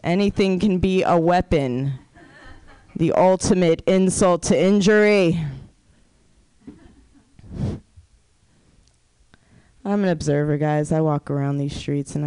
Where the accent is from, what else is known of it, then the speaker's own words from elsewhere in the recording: Oakland, California, United States; I am from Oakland. I do live in Oakland